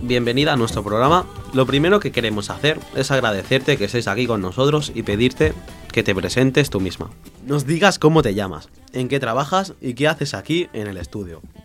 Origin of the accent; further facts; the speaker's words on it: Barcelona, Catalonia, Spain; Nací en Barcelona, pero mi familia tiene orígenes dominicanos.